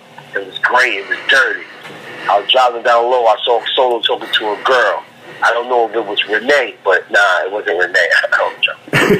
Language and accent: English; Central Islip, New York, United States; also born or lived in Roosevelt, Long Island / Crown Heights, Brooklyn; I'm from Central Islip, Long Island, by way of Roosevelt, Long Island, in Crown Heights, Brooklyn. So I was born in Nassau, was moved to Suffolk, and my family was in Brooklyn.